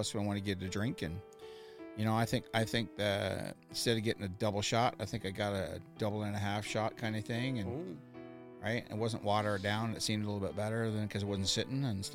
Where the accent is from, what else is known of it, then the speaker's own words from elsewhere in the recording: Canada; we're from Canada